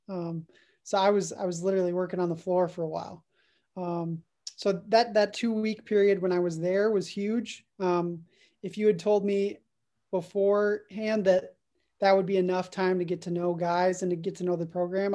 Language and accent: English; Dallas, Texas, United States; I'm originally from the Dallas area